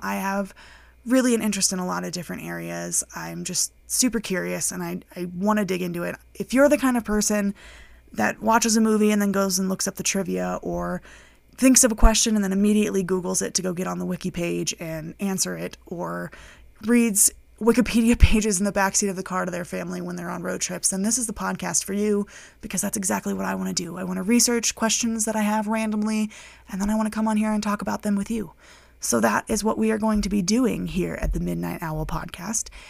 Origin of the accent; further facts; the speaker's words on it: Colorado, United States; moved away as an adult; now in United Kingdom; I am from the United States. I grew up in Colorado. I currently live in the United Kingdom with my partner.